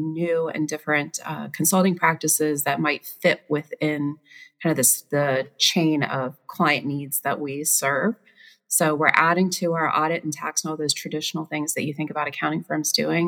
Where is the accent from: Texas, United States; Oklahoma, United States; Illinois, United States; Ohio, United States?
Ohio, United States; Baltimore; I grew up in Baltimore, Ohio, that had two stoplights.